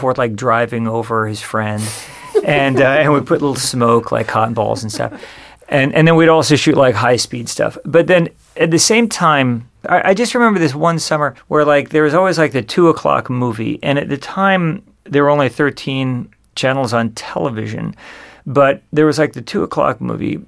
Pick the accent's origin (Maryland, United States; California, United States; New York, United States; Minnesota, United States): California, United States; San Juan Capistrano; I grew up in Southern California in uh, this place called San Juan Capistrano